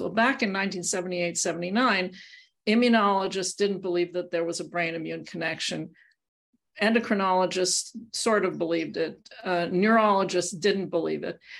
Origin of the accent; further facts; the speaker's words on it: Montreal, Quebec, Canada; I grew up in Montreal